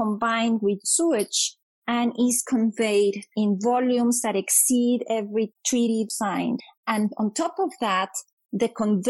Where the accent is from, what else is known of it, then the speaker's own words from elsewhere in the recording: Monterrey, Nuevo León, Mexico; moved away as an adult; also born or lived in Sonora, Mexico; now in Arizona, United States; I am from Mexico. I am Mexican. I was born in Monterrey, Mexico, which is in the northeast part of the country, so another borderland region. And I also lived in Sonora for a number of years.